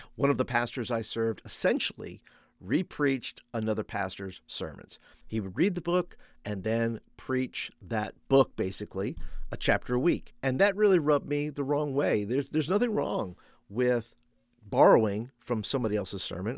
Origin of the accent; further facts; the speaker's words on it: New York, United States; also born or lived in Florida; now in Birmingham, Alabama, United States; I grew up in New York